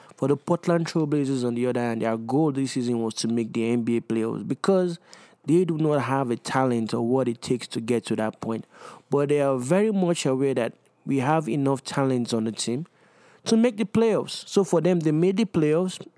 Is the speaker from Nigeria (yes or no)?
yes; Nigeria; growing up in Nigeria